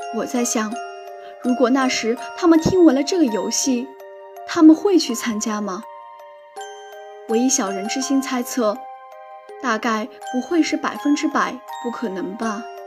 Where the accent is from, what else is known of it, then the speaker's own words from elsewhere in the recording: Qingdao, Shandong, China; moved away as an adult; now in Nanjing, China; 来自山东青岛。我在南京大学，距离我的家乡一千零六十公里